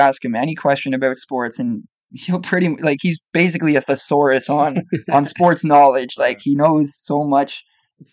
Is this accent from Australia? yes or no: no; Collingwood, Ontario, Canada; we're from the Collingwood area.